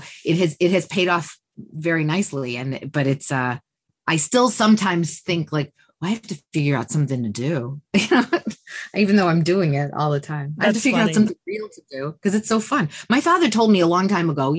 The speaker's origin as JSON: {"language": "English", "town": "Detroit", "region": "Michigan", "country": "United States", "also_born_or_lived": "Chicago", "moved": "as an adult", "said": "I was from Detroit"}